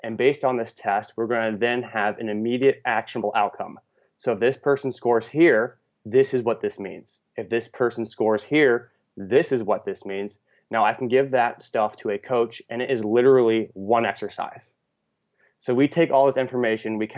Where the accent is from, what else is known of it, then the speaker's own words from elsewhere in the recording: West Coast, United States; moved away as an adult; also born or lived in Midwest / Iowa; I'm actually originally from the West Coast, but I spent my last 6 years in the Midwest.